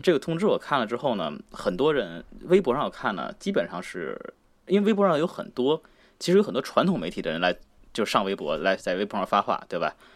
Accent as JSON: {"language": "Chinese", "country": "China", "said": "作为中国人"}